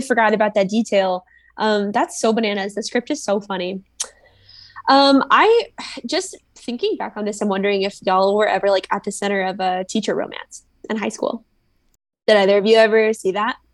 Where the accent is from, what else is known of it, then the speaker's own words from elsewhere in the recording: Springfield, Missouri, United States; now in Chicago, United States; my hometown in Missouri